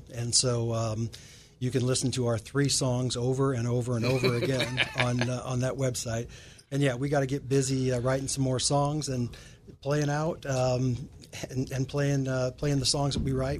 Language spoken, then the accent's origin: English; Indiana, United States; Yeah, from the great state of Indiana.